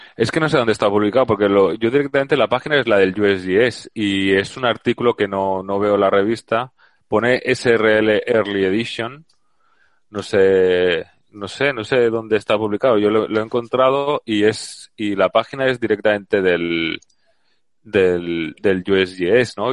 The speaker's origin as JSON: {"language": "Spanish", "town": "Valencia", "region": "Valencian Community", "country": "Spain", "moved": "yes", "lives_now": "Seville, Spain", "said": "ahora estoy en Sevilla, y, pero soy de Valencia"}